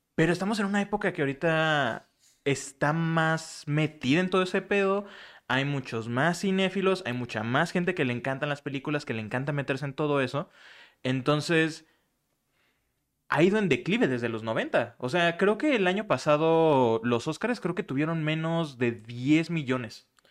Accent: Michoacán, Mexico; moved away; en mi pueblito y Michoacán

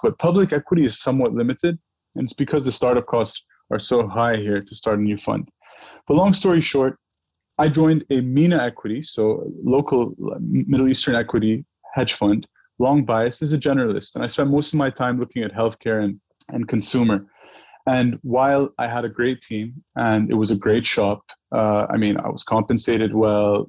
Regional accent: Dubai, United Arab Emirates; moved away as an adult; also born or lived in New York; I grew up in Dubai, and Dubai is a very brand driven culture

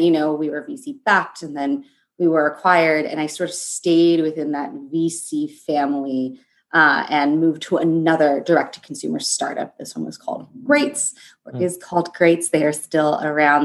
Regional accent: Los Angeles, California, United States; moved away as an adult; now in New York, United States; i'm currently in new york i'm in downtown manhattan um, but I'm from Los Angeles

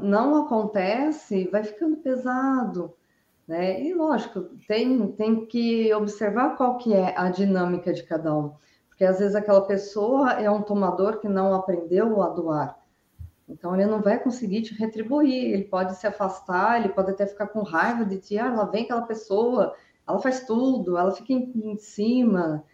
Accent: Araraquara, São Paulo, Brazil; now in Brusque, Brazil; Sou natural de Araraquara, mas resido aqui em Brusque

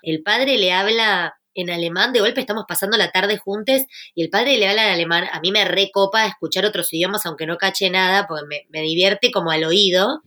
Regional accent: Argentina

